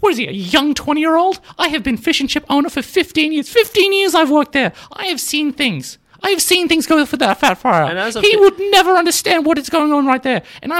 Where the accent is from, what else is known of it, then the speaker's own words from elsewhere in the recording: Australia; I have been born and raised in Australia, and I will die and raise as Australian.